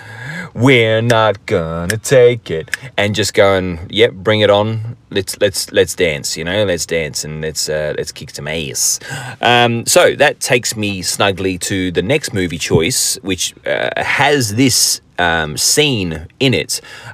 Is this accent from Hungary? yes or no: no; England, United Kingdom; now in Australia; I am English, my background is English